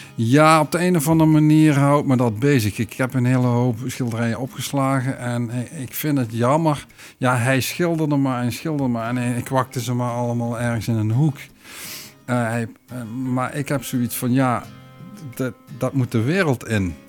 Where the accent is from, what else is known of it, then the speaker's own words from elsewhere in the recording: Weert, Limburg, Netherlands; moved away as an adult; also born or lived in Maastricht / Moelingen; now in Vught, Netherlands; ik ben kind van Amsterdamse ouders. Alleen zij zijn heel vroeg verhuisd naar Weert.